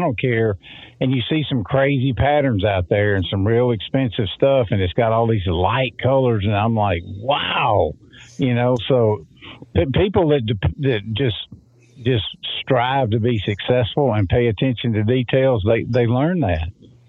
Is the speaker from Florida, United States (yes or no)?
yes; Florida, United States; I grew up hunting in the Homosassa National Forest, and I ran the archery division of a big sporting goods store down there.